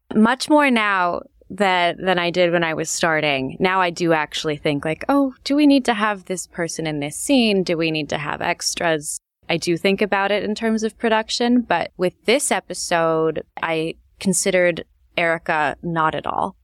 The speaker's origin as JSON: {"language": "English", "town": "Los Angeles", "region": "California", "country": "United States", "tie": "born or raised there", "also_born_or_lived": "Chicago", "said": "I lived in Chicago when I was young, really young, and then we moved to Los Angeles. I think I was in third grade. L A is my hometown."}